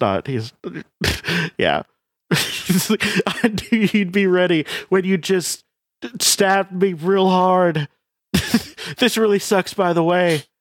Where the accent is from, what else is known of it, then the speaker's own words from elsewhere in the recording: United States; I'm American